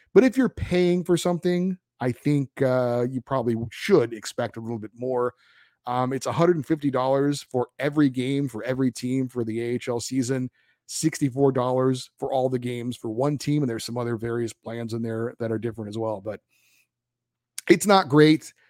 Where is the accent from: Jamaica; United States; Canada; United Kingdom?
United States; California; I'm from California